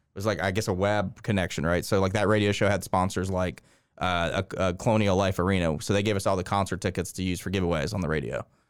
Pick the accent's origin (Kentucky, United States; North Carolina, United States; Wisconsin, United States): North Carolina, United States; Winston-Salem; moved away as an adult; also born or lived in Columbia, South Carolina; now in Augusta, United States; I grew up in North Carolina